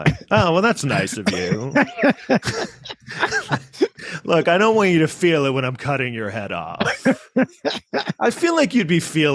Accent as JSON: {"language": "English", "town": "New York City", "region": "New York", "country": "United States", "tie": "born or raised there", "said": "I was raised in New York City"}